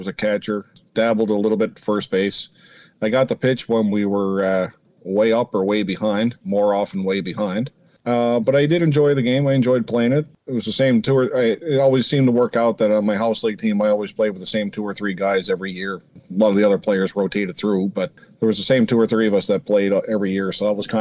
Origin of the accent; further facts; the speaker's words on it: St. John's, Newfoundland and Labrador, Canada; also born or lived in Cape Breton Highlands, Nova Scotia; now in Nova Scotia, Canada; I'm originally from St. John's, Newfoundland. Proud Newfoundlander.